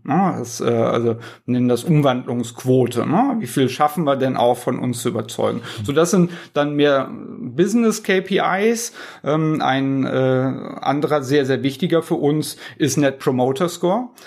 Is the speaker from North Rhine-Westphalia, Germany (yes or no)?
yes; Cologne, North Rhine-Westphalia, Germany; accent: Kölsch singsong; wo, wo kommen Sie her? Und ich sag aus Köln